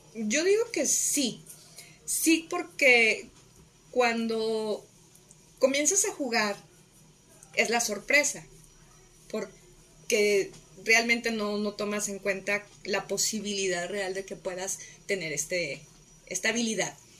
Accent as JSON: {"language": "Spanish", "town": "Guadalajara", "region": "Jalisco", "country": "Mexico", "tie": "born or raised there", "said": "la prepa, la hice en Prepa Jalisco, Prepa 1 de la Universidad de Guadalajara"}